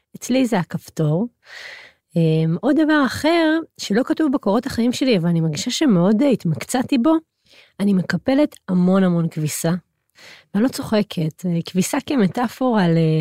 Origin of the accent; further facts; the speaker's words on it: Hod HaSharon, Central District, Israel; גדלתי בהוד השרון